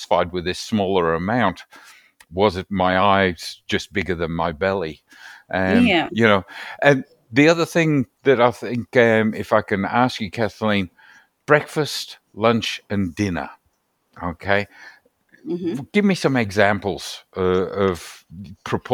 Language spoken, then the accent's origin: English; Scotland, United Kingdom; now in Australia; I'm a Scotsman